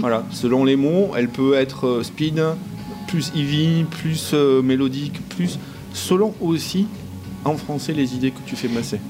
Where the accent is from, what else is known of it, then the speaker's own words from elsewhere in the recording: southern France, France; nous, dans le sud, hein, nous, on est proche de l'Espagne